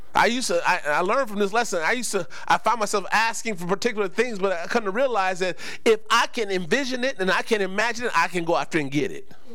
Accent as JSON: {"language": "English", "region": "West Coast", "country": "United States", "tie": "born or raised there", "said": "growing up on the West Coast"}